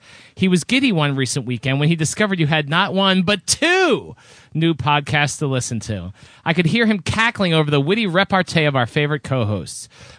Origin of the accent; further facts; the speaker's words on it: Pittsburgh, Pennsylvania, United States; I traveled the I-79 corridor, dodging potholes on my way to visit the boyfriend in Pittsburgh, my hometown.